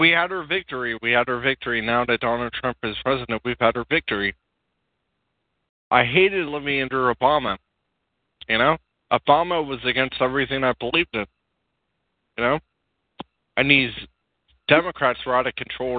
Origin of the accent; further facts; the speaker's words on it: California, United States; accent: California; I have a California accent, and my accent is kind of lame